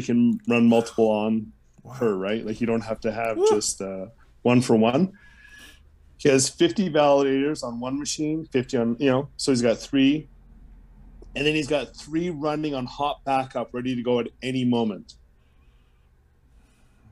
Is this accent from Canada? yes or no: yes; Canada; I'm Canadian